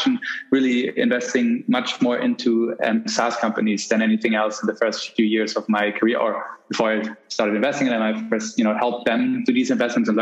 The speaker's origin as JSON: {"language": "English", "country": "Germany", "tie": "born or raised there", "said": "I grew up in Germany"}